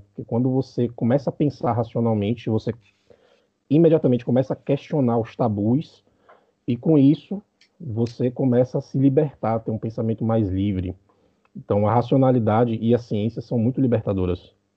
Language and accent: Portuguese; Bahia, Brazil; now in Uruguay; eu sou da Bahia, mas estou morando agora no Uruguai